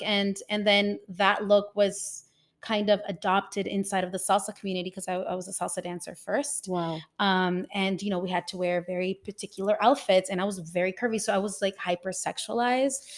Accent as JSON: {"language": "English", "country": "El Salvador", "tie": "born or raised there", "moved": "yes", "lives_now": "Toronto, Canada", "said": "growing up in El Salvador, because I live in Toronto"}